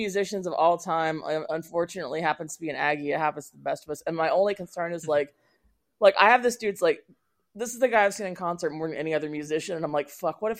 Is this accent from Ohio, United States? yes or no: no; Tennessee, United States; I'm from Tennessee.